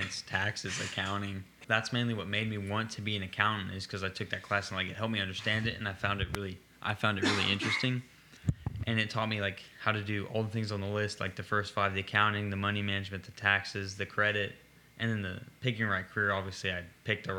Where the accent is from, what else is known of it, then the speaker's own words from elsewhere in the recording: Arkansas, United States; I'm from Arkansas.